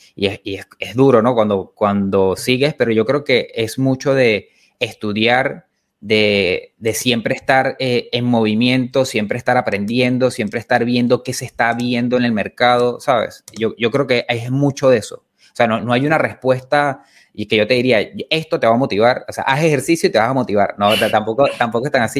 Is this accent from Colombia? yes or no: no; Venezuela; moved away as an adult; now in Argentina; yo soy venezolano